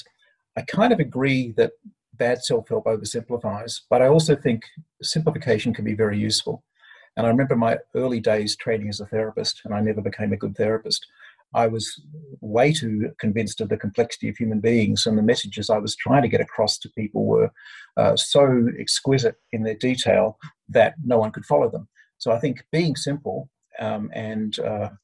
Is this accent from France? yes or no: no; Australia